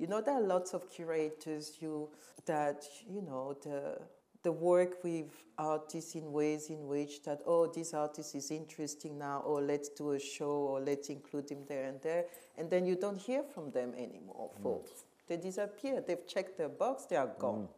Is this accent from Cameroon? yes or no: yes; Cameroon; moved away; also born or lived in Western Europe; I was born and raised in Cameroon